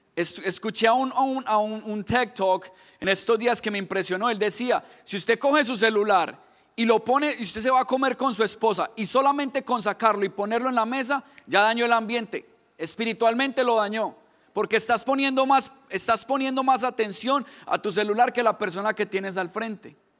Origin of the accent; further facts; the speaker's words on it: Colombia; accent: Colombian; moved away; yo me identifico por mi acento, ahí mismo me dicen, no, usted es colombiano